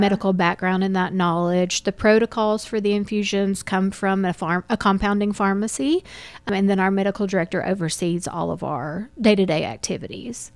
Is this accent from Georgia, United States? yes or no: yes; Dalton, Georgia, United States; also born or lived in Kennesaw, Georgia; I am from Dalton, um, born and raised